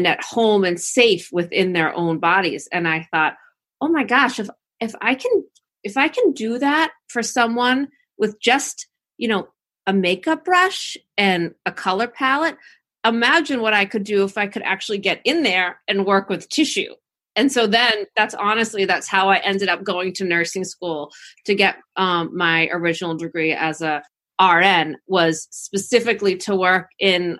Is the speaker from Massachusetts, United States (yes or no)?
yes; Cohasset, Massachusetts, United States; moved away as an adult; also born or lived in Washington, District of Columbia, United States; I'm originally from Cohasset, originally from the South Shore